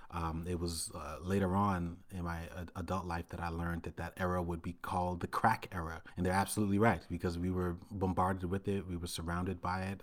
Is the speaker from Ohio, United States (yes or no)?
no; New York City, New York, United States; I grew up in Brooklyn, Brooklyn, New York City in the nineteen eighties